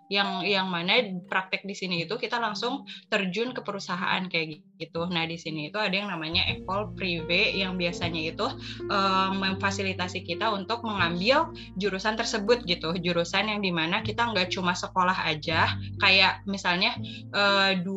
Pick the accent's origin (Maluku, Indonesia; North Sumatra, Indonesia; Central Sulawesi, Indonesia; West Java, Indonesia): West Java, Indonesia; Sukabumi; also born or lived in Jakarta; Aku tuh lahirnya di Jakarta, tapi tiba-tiba kenapa harus tinggal di Sukabumi gitu.